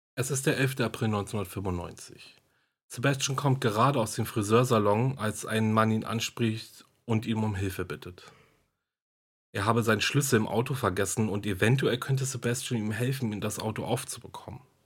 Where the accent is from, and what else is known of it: Germany